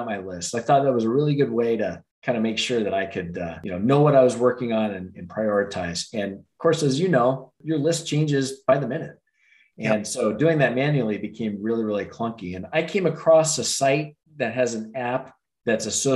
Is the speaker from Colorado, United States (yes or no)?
yes; Denver, Colorado, United States; I'm a native of Denver, grew up in one of the suburbs there